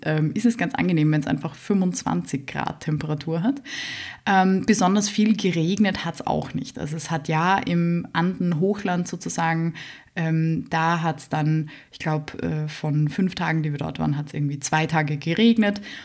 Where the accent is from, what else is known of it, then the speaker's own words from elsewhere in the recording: Vienna, Austria; Ich bin aus Wien